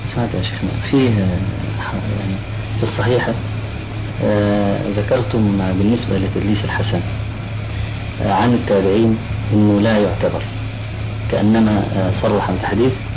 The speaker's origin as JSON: {"language": "Arabic", "country": "Egypt", "said": "عندنا في مصر"}